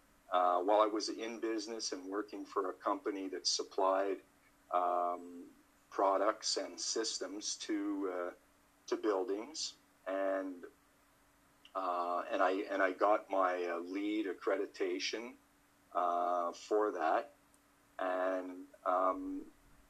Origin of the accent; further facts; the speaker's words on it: Montreal, Quebec, Canada; now in Toronto, Canada; I grew up in Montreal in the French part of Canada, and now I live in Toronto